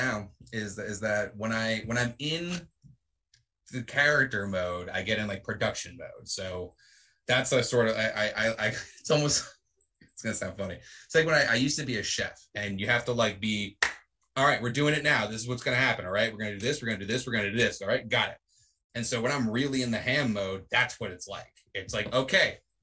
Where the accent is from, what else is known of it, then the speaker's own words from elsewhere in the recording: New England, United States; I am from New England